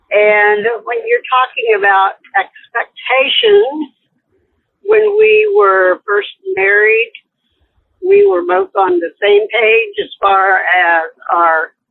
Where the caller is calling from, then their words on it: Kansas, United States; I'm calling from Kansas.